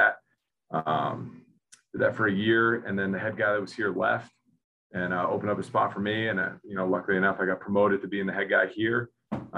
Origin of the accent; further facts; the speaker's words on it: Rhode Island, United States; I grew up in Rhode Island